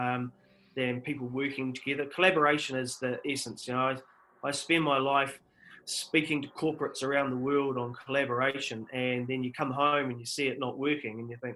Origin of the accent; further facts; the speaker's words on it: South Canterbury, New Zealand; I grew up in South Canterbury